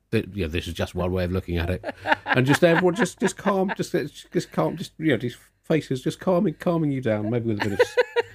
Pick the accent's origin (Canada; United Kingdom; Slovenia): United Kingdom; Tunbridge Wells, South East England; there's a prominent broadsheet newspaper in this country that I grew up with living in Tunbridge Wells.